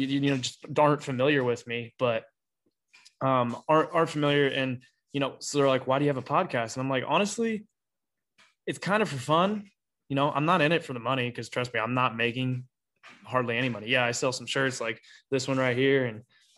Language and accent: English; Petoskey, Ohio, United States; I grew up in Petoskey, Ohio and spent my whole life there